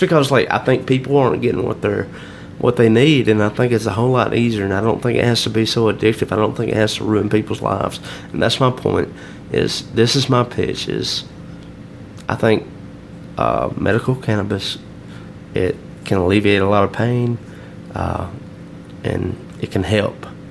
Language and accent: English; Alabama, United States; I'm from Alabama